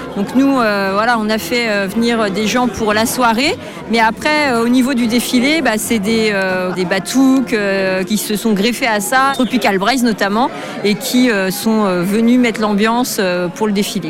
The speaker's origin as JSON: {"language": "French", "town": "Brest", "region": "Brittany", "country": "France", "said": "je suis de Brest, euh, bah, je suis de Kérusquin"}